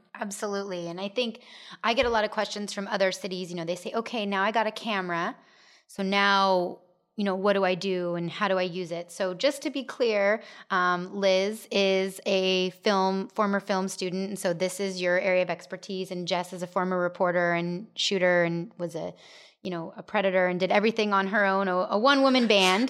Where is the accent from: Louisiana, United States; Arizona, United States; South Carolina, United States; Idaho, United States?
Arizona, United States; Gilbert; I grew up in Gilbert, but then moved away